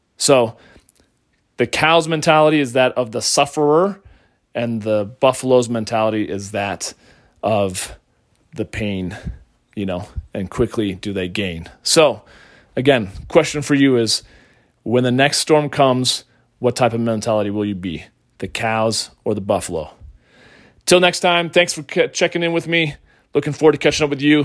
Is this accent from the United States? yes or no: yes; Colorado, United States; right here in my home state of Colorado